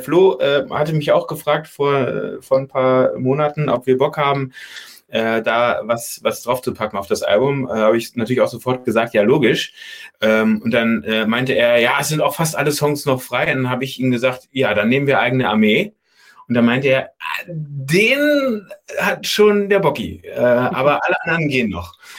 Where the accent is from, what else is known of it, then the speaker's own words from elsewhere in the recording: Berlin, Germany; also born or lived in Freiberg, Saxony; als Berliner